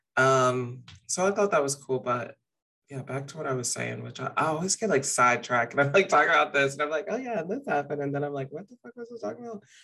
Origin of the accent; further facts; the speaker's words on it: the South, United States; moved away as an adult; now in Austin, United States; we're from the South